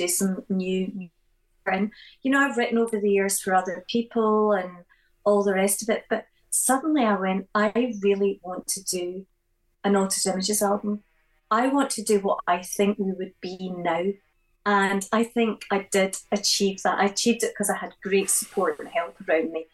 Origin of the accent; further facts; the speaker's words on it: Glasgow, Scotland, United Kingdom; growing up in Glasgow